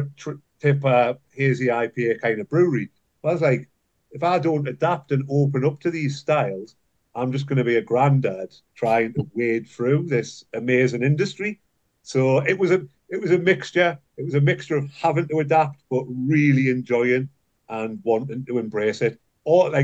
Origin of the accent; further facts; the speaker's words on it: Newcastle upon Tyne, North East England, United Kingdom; where I was brought up in Newcastle.